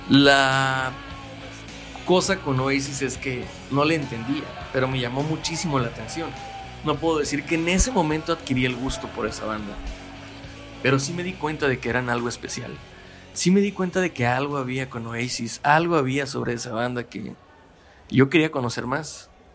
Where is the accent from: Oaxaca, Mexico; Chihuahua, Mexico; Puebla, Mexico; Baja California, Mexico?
Baja California, Mexico; Mexicali; Yo soy de Mexicali. Baja California